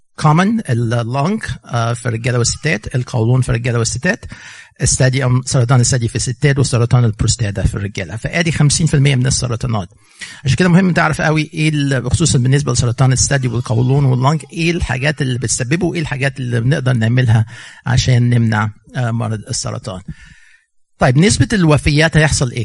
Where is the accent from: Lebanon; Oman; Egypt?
Egypt; now in United States; احنا جايين من مصر